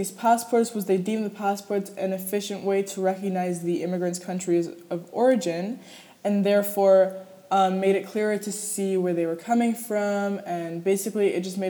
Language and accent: English; New York, United States; born there; I have been fortunate enough to hold a U.S. passport since I was born in New York.